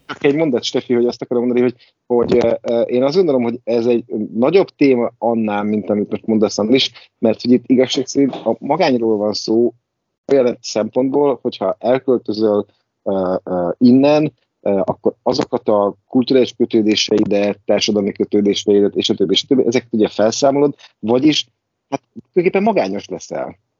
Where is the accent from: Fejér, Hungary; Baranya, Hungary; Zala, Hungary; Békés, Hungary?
Baranya, Hungary; Pécs; born or raised there; moved away as an adult; now in Budapest, Hungary